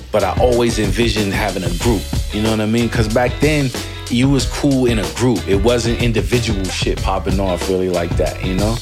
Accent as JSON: {"language": "English", "town": "Seattle", "region": "Washington", "country": "United States", "also_born_or_lived": "New York City", "moved": "as an adult", "said": "I'm coming from Seattle"}